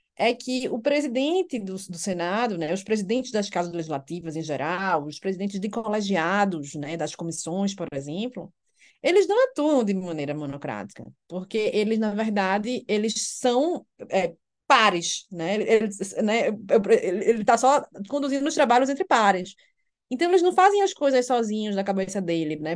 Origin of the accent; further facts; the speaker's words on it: Recife, Pernambuco, Brazil; moved away as an adult; also born or lived in Alicante, Spain; now in Brasília, Brazil; nasci e cresci no Recife, me formei na Universidade Federal de Pernambuco e vim para Brasília